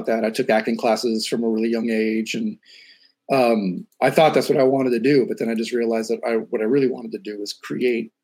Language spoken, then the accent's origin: English; San Francisco, California, United States; moved away as an adult; now in Los Angeles, United States; Born and raised in San Francisco